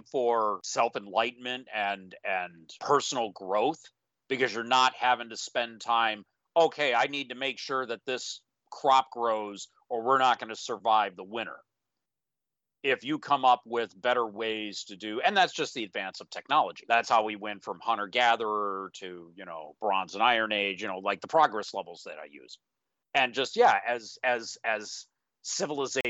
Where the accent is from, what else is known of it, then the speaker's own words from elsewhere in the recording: United States; I consider myself American